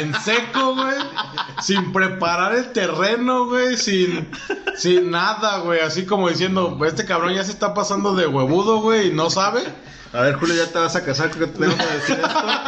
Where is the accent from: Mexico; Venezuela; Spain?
Mexico; Mexico City; como soy chilango